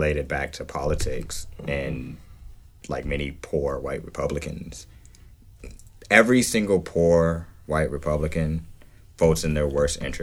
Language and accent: English; Georgia, United States; I grew up in Georgia.